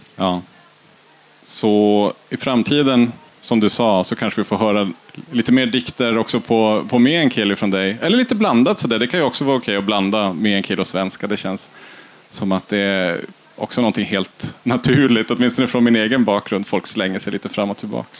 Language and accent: Swedish; Kiruna Municipality, Norrbotten County, Sweden; själv är jag uppvuxen i Kiruna kommun, i två stycken byar utanför stan